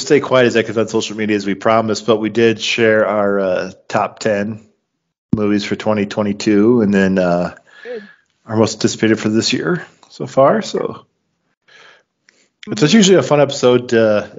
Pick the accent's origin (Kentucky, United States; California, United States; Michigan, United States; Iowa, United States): Iowa, United States; Clinton; I moved out of my apartment into my dad's house, back into my hometown of Clinton, Iowa.